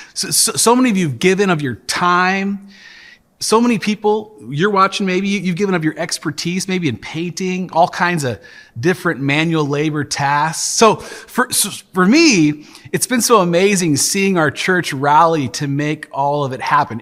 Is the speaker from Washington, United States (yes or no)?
yes; Tacoma, Washington, United States; the church that I grew up in here in Tacoma